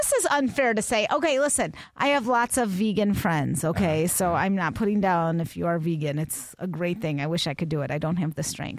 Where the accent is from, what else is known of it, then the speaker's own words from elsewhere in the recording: Chicago, Illinois, United States; because I'm from Chicago. That's all I ate growing up.